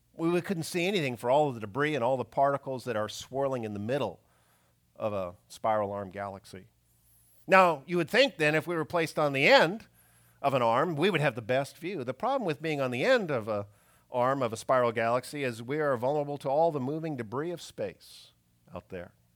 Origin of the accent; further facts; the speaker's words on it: Canada; moved away; growing up in Canada